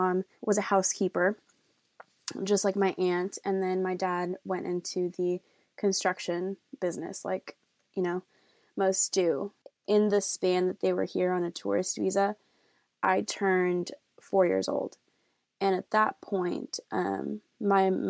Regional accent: Austin, Texas, United States; also born or lived in Mexico; And I am from Austin, Texas.

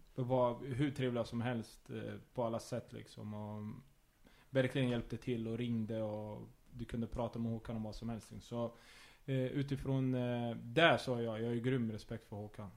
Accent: Örebro, Örebro County, Sweden; jag ville vara hemma i Örebro

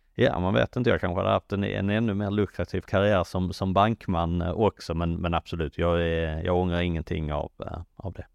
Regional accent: Sweden; moved away; som svensk

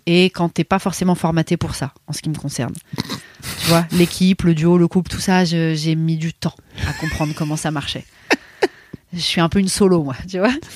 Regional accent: Paris, Île-de-France, France; moved away as an adult; en tant que parisienne

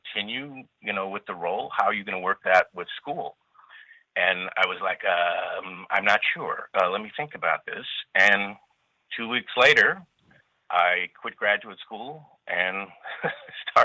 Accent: Los Angeles, California, United States; also born or lived in Chicago, Illinois; I grew up in California

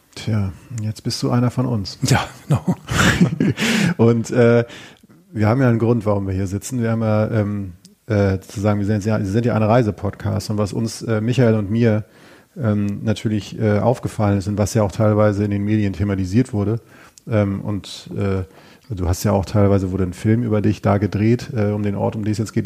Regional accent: Schleswig-Holstein, Germany; ich stamme aus Schleswig-Holstein

